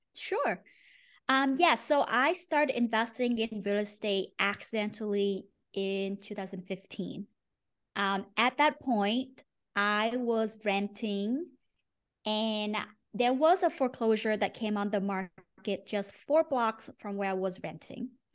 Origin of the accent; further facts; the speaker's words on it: Ho Chi Minh City, Vietnam; moved away as an adult; also born or lived in Maine, United States; now in United States; I grew up in Ho Chi Minh City, Vietnam